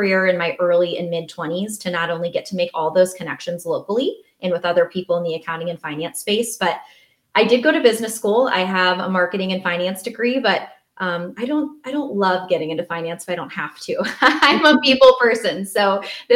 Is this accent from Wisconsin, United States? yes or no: yes; Southwest Wisconsin, United States; also born or lived in Madison, Wisconsin; I was born and raised in Southwest Wisconsin, and I currently live in Madison.